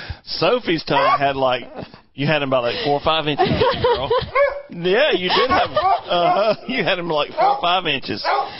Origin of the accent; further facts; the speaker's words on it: Chester, South Carolina, United States; And I'm from Chester, South Carolina.